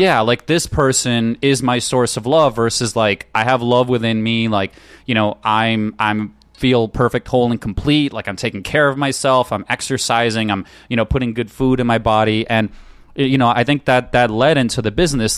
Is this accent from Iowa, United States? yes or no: no; New York, United States; moved away as an adult; also born or lived in Ukraine; now in California, United States; I grew up in New York, and I went to college there